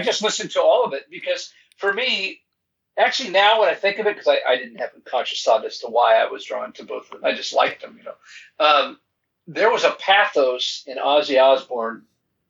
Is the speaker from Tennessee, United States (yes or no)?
no; Arcadia, California, United States; also born or lived in San Gabriel Valley; My family moved to Arcadia when I was 6 months old. And I grew up in Arcadia.